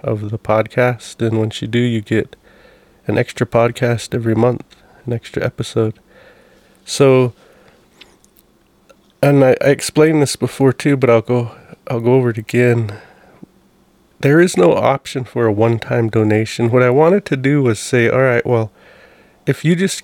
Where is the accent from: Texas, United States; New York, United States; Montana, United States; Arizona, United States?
Montana, United States; Browning; one of the houses we grew up in Browning